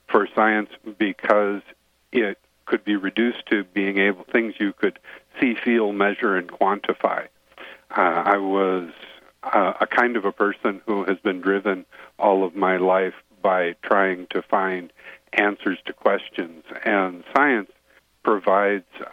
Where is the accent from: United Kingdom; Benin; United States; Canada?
United States; Chicago, Illinois; moved away as an adult; also born or lived in Bellingham, Washington / Seattle, Washington; I grew up in Chicago, but I consider myself a favorite son, if you will, of Washington